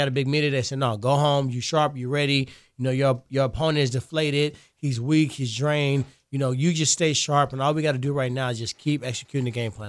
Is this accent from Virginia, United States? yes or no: no; Ferguson, Missouri, United States; I'm from Ferguson.